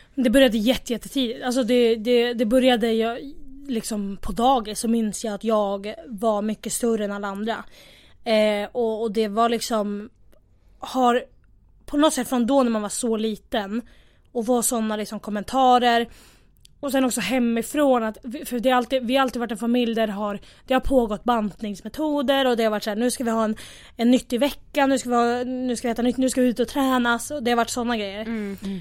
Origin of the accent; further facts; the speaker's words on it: Västerås, Västmanland, Sweden; moved away as an adult; now in Stockholm, Sweden; jag kommer från Västerås, egentligen. Bor i Stockholm